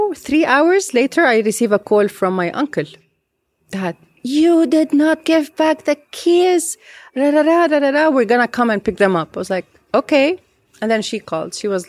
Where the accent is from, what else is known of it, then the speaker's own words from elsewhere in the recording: Beirut, Beirut Governorate, Lebanon; because I was raised here in Beirut.